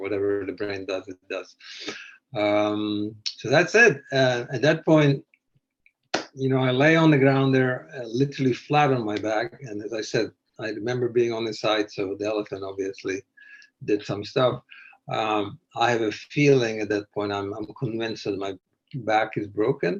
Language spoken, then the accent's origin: English; Canada; I'm a Canadian